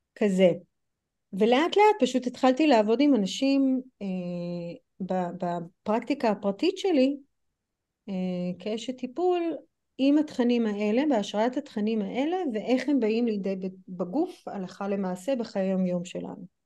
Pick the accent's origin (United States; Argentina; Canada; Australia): United States; accent: American; Hebrew is a second language; also born or lived in Europe; now in Israel; כמו שאתם שומעות מהמבטא שלי אז אני אמריקאית וחייתי גם באירופה וגם בארצות הברית